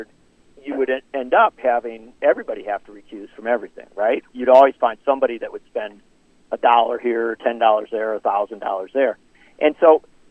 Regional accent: Racine, Wisconsin, United States; Having been born and raised in Wisconsin

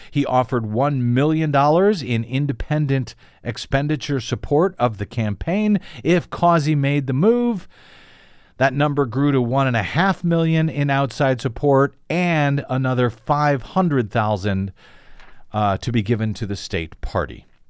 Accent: St. Louis, Missouri, United States; moved away; my hometown, Saint Louis, Missouri

